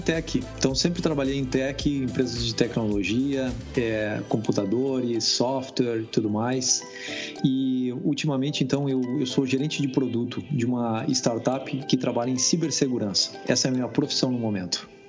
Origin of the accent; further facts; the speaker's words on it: Brazil; moved away as an adult; also born or lived in France; now in Austin, United States; eu sou brasileiro e moro nos Estados Unidos já tem 17 anos.